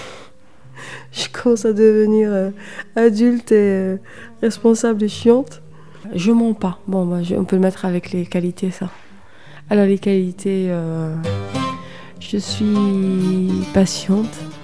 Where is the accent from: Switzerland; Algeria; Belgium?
Algeria; Algiers, Algiers Province; now in France; Je suis née euh, dans un quartier populaire d'Alger qui s'appelle Bablouad et, euh, et j'ai grandi à Notre-Dame d'Afrique, un quartier aussi, un autre quartier très très populaire